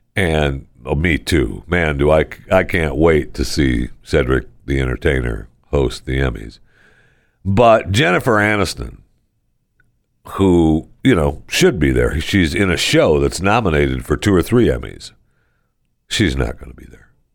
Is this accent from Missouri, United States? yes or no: no; Michigan, United States; And I was born and raised right here.